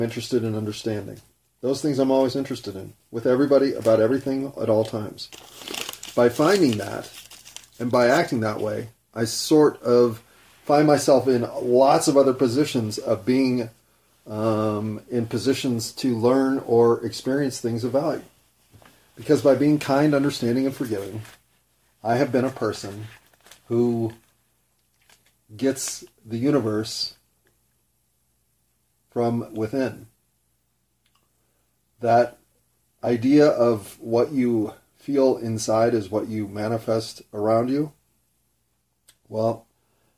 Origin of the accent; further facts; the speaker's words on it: United States; I had pride in being an American